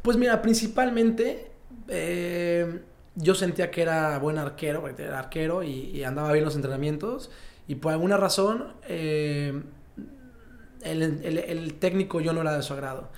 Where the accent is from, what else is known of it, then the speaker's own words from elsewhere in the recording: Mexico; yo como muchos mexicanos